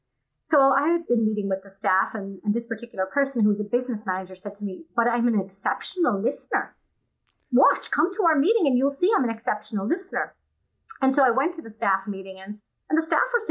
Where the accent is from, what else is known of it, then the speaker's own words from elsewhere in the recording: Wicklow Mountains, County Wicklow, Ireland; moved away as an adult; now in United States; I grew up in Ireland in a small village in the Wicklow Mountain area, quite rural